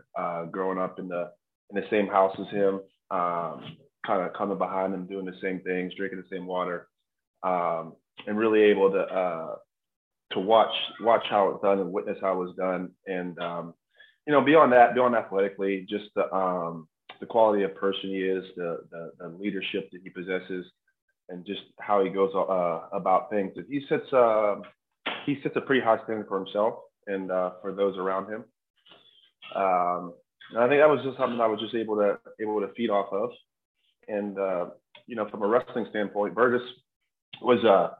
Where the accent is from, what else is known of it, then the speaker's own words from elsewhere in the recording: Western Pennsylvania, United States; also born or lived in Morgantown, West Virginia; growing up in Western Pennsylvania